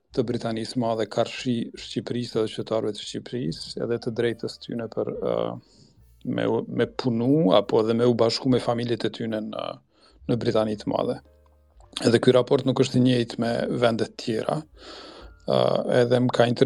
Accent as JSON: {"language": "Albanian", "country": "Kosovo", "moved": "yes", "lives_now": "United Kingdom", "said": "e kemi gjetë në si Kosovar kur kemi emigruar"}